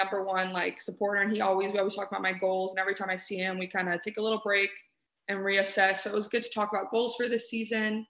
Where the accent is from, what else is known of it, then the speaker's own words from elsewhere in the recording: Houston, Texas, United States; moved away as an adult; now in Arizona, United States; I'm from Houston